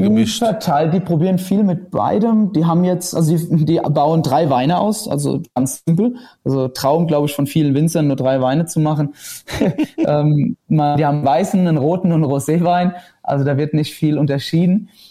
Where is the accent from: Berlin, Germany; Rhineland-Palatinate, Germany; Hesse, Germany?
Rhineland-Palatinate, Germany; bei uns in Rheinland-Pfalz